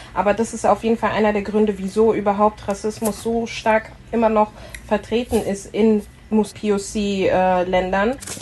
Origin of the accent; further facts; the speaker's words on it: Frankfurt, Hesse, Germany; moved away; also born or lived in Berlin; Ich komme aus Frankfurt, habe bis letztes Jahr Juli in Berlin